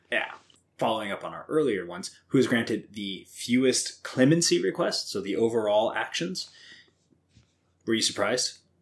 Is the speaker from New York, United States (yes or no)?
no; Southwest Missouri, United States; I grew up on Southwest Missouri